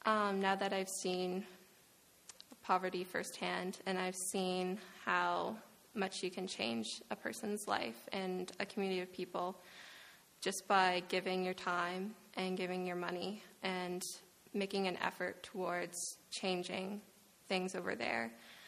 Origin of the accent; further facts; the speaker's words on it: Petitcodiac, New Brunswick, Canada; I'm from Petticodiac.